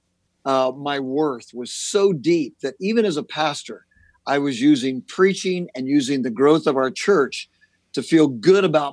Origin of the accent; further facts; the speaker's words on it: Southern California, United States; I'm born and raised in Southern California